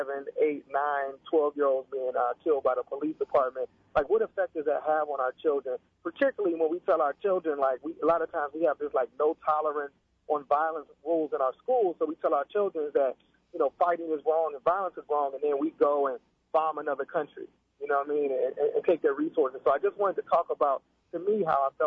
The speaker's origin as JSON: {"language": "English", "town": "Pittsburgh", "region": "Pennsylvania", "country": "United States", "said": "I was from Pittsburgh"}